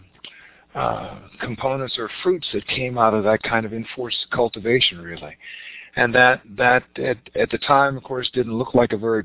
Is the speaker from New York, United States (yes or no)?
no; Richmond, Virginia, United States; we grew up in the South in Richmond, Virginia